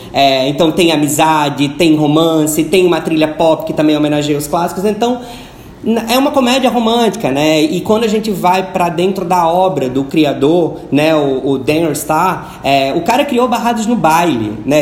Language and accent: Portuguese; Natal, Rio Grande do Norte, Brazil; Na minha terra, lá em Natal, falam juntam Leco com Cré